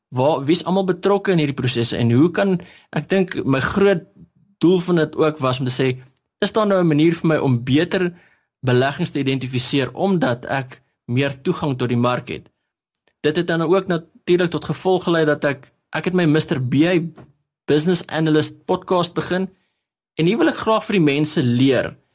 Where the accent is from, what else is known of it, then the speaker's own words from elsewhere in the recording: Standerton, Mpumalanga, South Africa; now in Hartbeespoort, South Africa; ek kom van Standerton af. Nou ek eh, het daar skool gegaan en groot geword